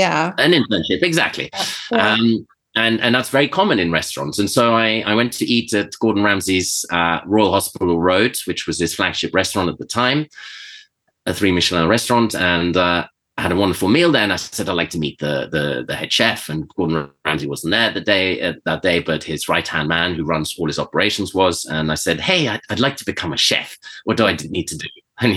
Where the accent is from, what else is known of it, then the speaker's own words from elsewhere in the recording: Venezuela; also born or lived in Switzerland; And so I was always around that growing up in Venezuela and in Switzerland.